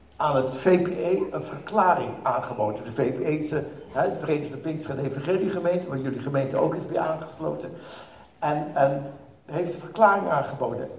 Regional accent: Netherlands; moved away as an adult; now in Israel; als typische Nederlander

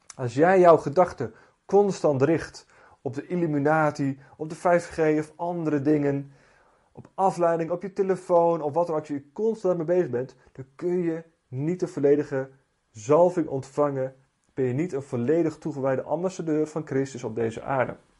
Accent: Netherlands; Ik ben Nederlander, ik heb een Nederlands paspoort

